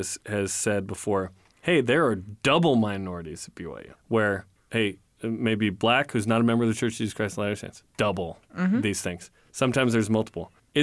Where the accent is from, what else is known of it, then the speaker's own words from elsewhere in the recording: Italy; I'm on the men's volleyball team. I'm not a member of the church. I'm from Italy.